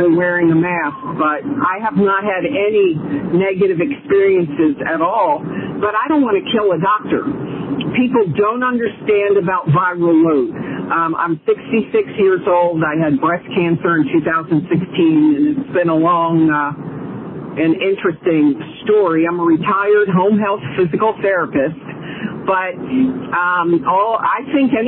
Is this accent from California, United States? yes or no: no; Delaware, United States; moved away as an adult; now in South Carolina, United States; I am from Delaware